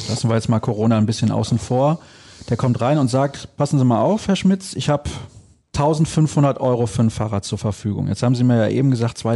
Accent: Solingen, North Rhine-Westphalia, Germany; Ich komme aus Solingen, das kann ich ja hier offen sagen. Solingen ist eine Stadt, da geht es nur hoch und runter.

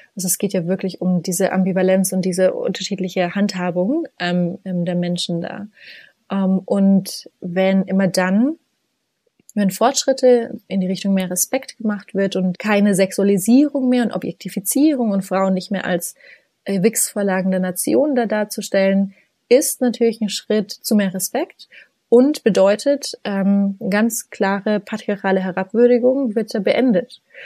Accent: Upper Franconia, Bavaria, Germany; moved away as an adult; also born or lived in Oxford, England; ich bin hier gerade in diesem herrlichen kleinen 80 Einwohnerdorf, ähm, wo ich aufgewachsen bin

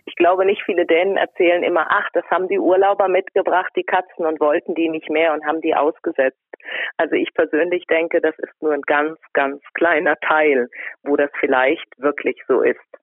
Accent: Rhine-Main area, Germany; komme aus dem Rhein-Main-Gebiet. Bürtig und ich wohne dort auch noch.

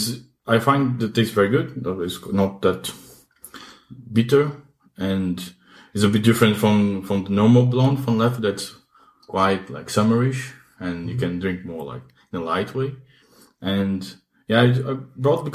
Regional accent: Vitória, Espírito Santo, Brazil; moved away; I'm originally from Brazil. The name of my city is Vitória

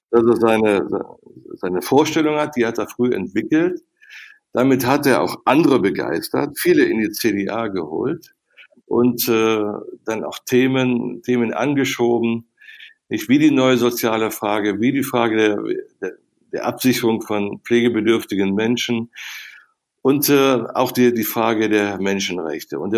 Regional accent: North Rhine-Westphalia, Germany; Und dann kam die Chance in meiner Heimat am Niederrhein im Kreis Viersen, jetzt kannst du selber Politik machen.

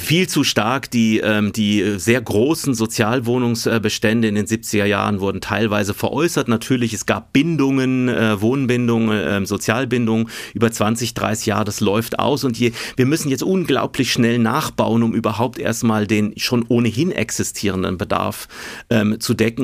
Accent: Hessische Bergstraße, Hesse, Germany; also born or lived in Aachen; now in Munich, Germany; Ich bin ja auf dem Land groß geworden, Grundschule wirklich in einem kleinen Dorf gegangen. Wir sind aus meiner Heimatstadt Aachen weggezogen an die Hessische Bergstraße

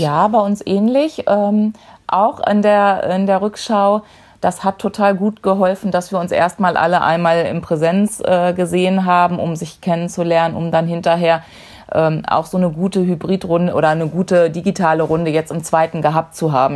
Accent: Dortmund, North Rhine-Westphalia, Germany; 42 Jahre, komme aus Dortmund, bin in der Fanszene von Borussia Dortmund verwurzelt

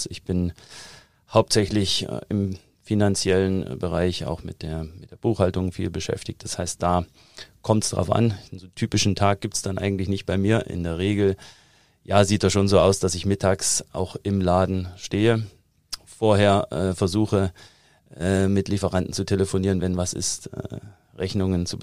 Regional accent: East Germany, Germany; also born or lived in United States; weil ich komme ja aus der DDR, und da arbeitet man gern mit Plänen.

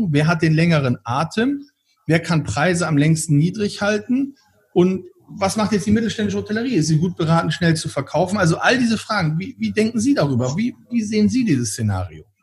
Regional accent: Bremen, Germany; nehmen wir mal das Beispiel meiner Heimatstadt in Bremen.

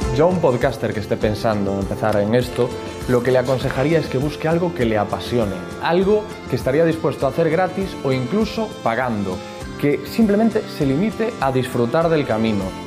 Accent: Corcubión, Galicia, Spain; Yo soy de Corcubión, es mi pueblo, un pueblo marinero muy bonito y es donde me encuentro con mis amigos de toda la vida

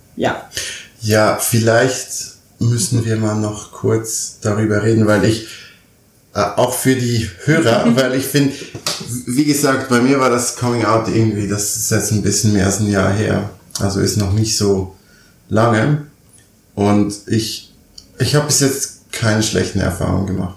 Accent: Switzerland; moved away as an adult; now in Berlin, Germany; ich bin gebürtig Schweizer

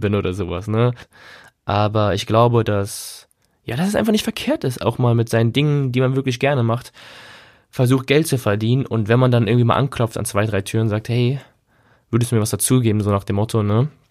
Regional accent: Germany; wir als Deutsche

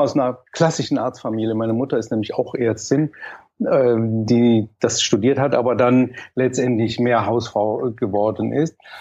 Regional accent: Mönchengladbach, North Rhine-Westphalia, Germany; also born or lived in Cologne; ich komme aus Köln, ich bin ein gebürtiger Kölner, ein kölscher Jung, aber dann bin ich relativ schnell mit dreieinhalb Jahren nach Mönchengladbach

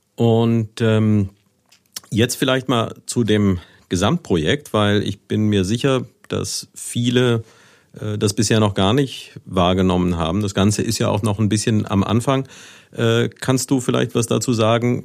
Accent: Neuwied, Rhineland-Palatinate, Germany; ich habe einige Jahre meiner Jugend in Niederbiber gelebt

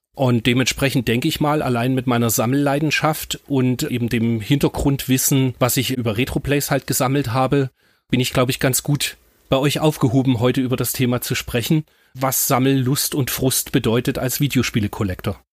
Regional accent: East Germany, Germany; moved away; also born or lived in Munich; ich bin ja ein Kind des Ostens

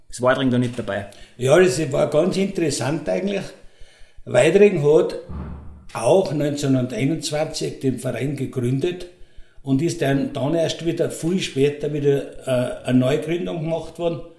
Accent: St. Ulrich, Tyrol, Austria; Und ich bin der Wirt der …, geboren in St. Ulrich. Früher haben sie uns gesagt, die …, weil ich beim Drogerhäusl aufgewachsen bin.

